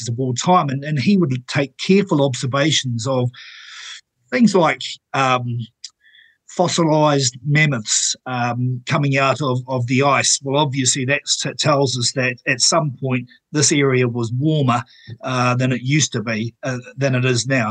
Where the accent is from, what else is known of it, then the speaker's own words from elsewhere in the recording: Napier, Hawke's Bay, New Zealand; where I grew up in Taradale Napier